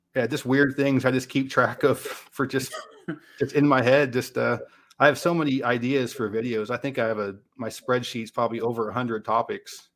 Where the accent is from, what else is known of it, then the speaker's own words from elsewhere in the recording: West Coast, United States; now in Tennessee, United States; I'm from the West Coast.